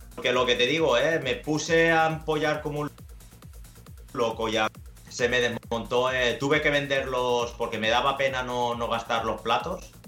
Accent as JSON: {"language": "Spanish", "region": "Valencian Community", "country": "Spain", "tie": "born or raised there", "said": "soy de, Valencia, de hecho me crié en, un pequeño pueblo que se llama Musajes"}